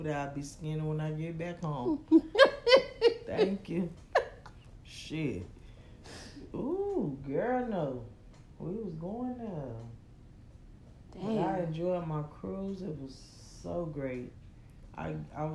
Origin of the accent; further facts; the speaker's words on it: Miami, Florida, United States; I'm from Miami, Florida